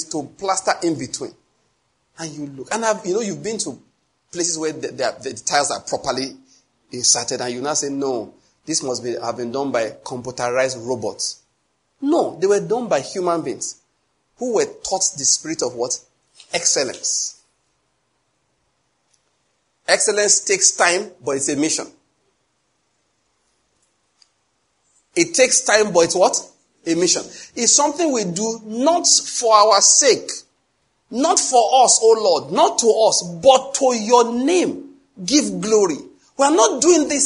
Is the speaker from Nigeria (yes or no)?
yes; Enugu, Enugu State, Nigeria; I come from Enugu where buildings are stone-coated roofs